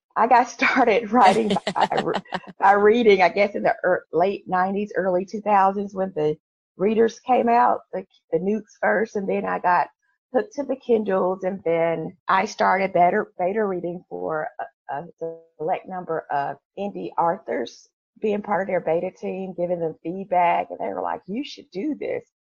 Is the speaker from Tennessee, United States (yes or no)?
yes; Memphis, Tennessee, United States; I am from Memphis, Tennessee. So, you know, we are, we are, we have a church on every corner